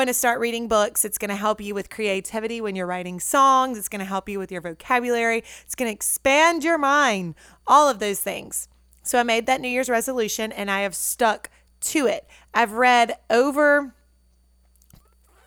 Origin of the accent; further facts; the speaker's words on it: Natchez, Mississippi, United States; moved away; my hometown of Natchez